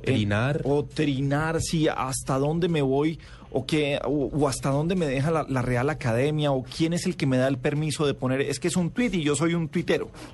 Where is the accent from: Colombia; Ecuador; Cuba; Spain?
Colombia; somos comafóbicos los colombianos